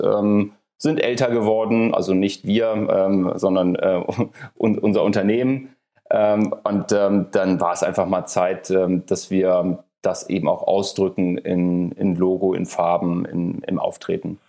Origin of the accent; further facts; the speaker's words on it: Hamburg, Germany; moved away; aus meiner alten Heimat, aus Hamburg